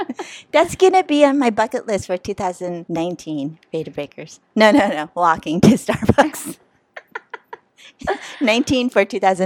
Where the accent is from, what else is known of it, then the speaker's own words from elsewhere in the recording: Philippines; I do look 59. I'm Filipino.